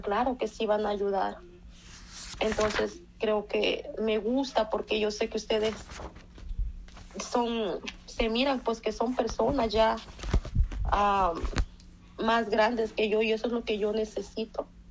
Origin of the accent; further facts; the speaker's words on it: Dallas, Texas, United States; now in Kentucky, United States; Yo soy de Dallas, Texas, entonces pues tengo poco de que estoy viviendo en Kentucky.